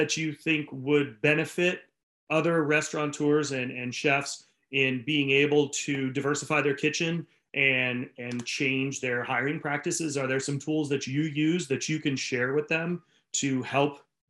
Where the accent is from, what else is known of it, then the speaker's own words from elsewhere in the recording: Rhode Island, United States; That's my home state.